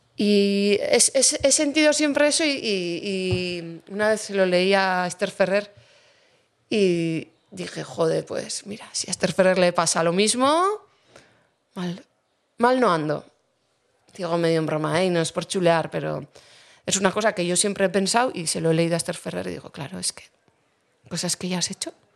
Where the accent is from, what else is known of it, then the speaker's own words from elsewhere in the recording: Basque Country, Spain; yo vivo aquí y, vivo en mi pueblo